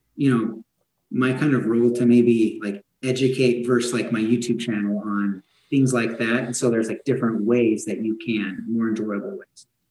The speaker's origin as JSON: {"language": "English", "region": "Idaho", "country": "United States", "tie": "born or raised there", "said": "I was born and raised here in Idaho"}